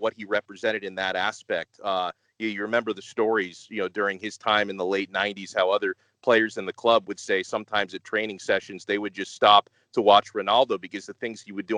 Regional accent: United States; I grew up in the United States

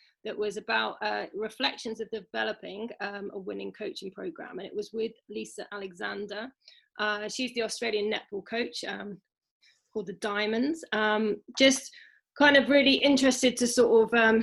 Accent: Shropshire, West Midlands, United Kingdom; I'm from Shropshire

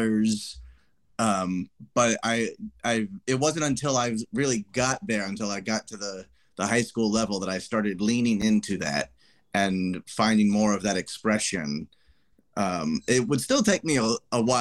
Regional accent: Ohio, United States; now in New York, United States; I'm originally born and raised in Ohio

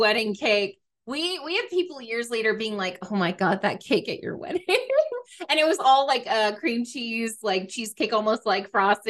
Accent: Atlanta, Georgia, United States; accent: city Southern; I am Southern, but I'm city Southern. So while I have family that says pecan, I say pecan because I'm Atlanta bougie.

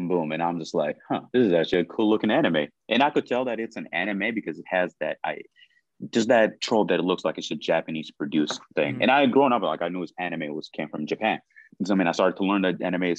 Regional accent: Sudan; moved away; growing up in the Sudan

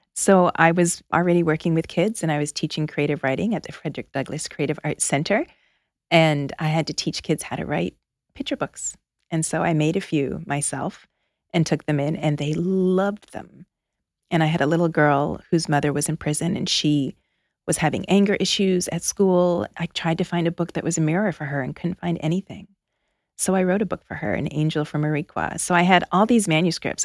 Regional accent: outside of Toronto, Ontario, Canada; moved away as an adult; also born or lived in Philadelphia; now in United States; I grew up outside of Toronto.

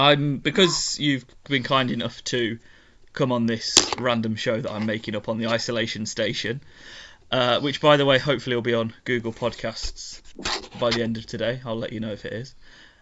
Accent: United Kingdom; And it's very strange because I'm very British overall.

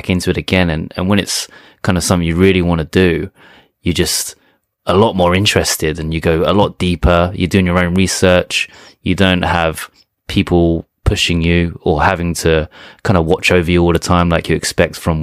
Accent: England, United Kingdom

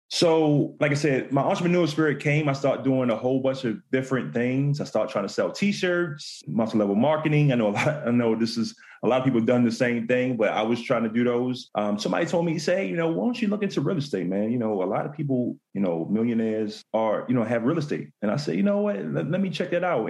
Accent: Baltimore, Maryland, United States; I'm from Baltimore, Maryland

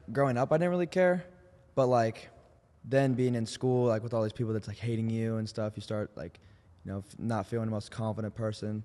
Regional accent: Indianapolis, Indiana, United States; moved away; everyone in Nelson, my hometown

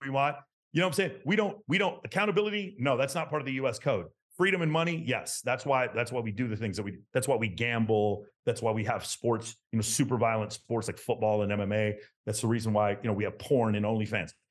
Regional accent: Texas, United States; I grew up in Texas in the nineteen eighties.

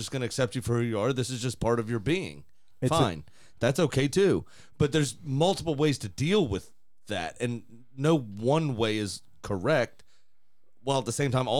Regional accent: United Kingdom; I'm also British and awkward. But at the same time, I'm Indian

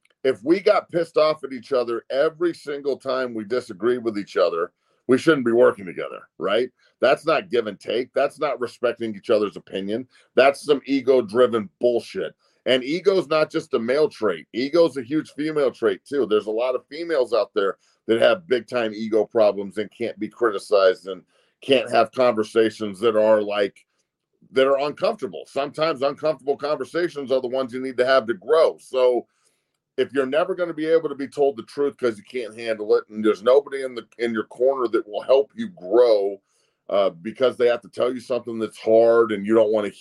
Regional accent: Denver, Colorado, United States; moved away as an adult; in Denver, in my hometown

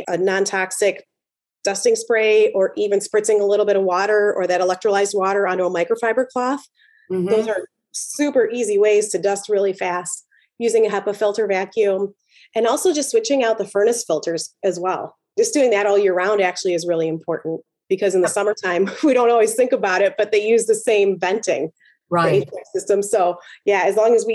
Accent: Chicago, Illinois, United States; I'm from Chicago

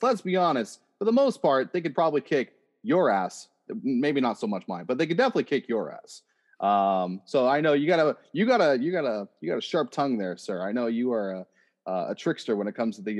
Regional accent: Oshawa, Ontario, Canada; I am from Oshawa, Ontario

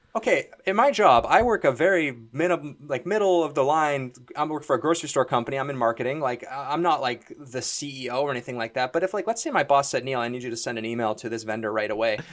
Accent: Toronto, Ontario, Canada; Mike and I are both, we're both from Toronto

